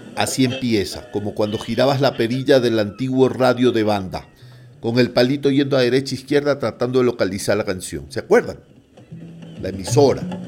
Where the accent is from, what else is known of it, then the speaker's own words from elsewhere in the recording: Guayaquil, Guayas, Ecuador; moved away; also born or lived in Quito, Ecuador; yo soy guayaquileño